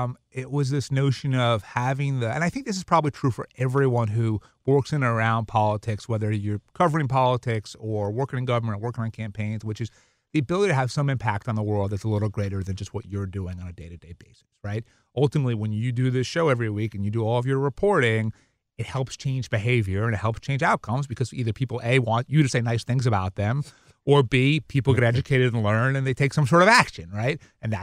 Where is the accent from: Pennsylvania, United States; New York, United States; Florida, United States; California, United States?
New York, United States; Brooklyn; I grew up in New York, in Brooklyn, Long Island, first generation American.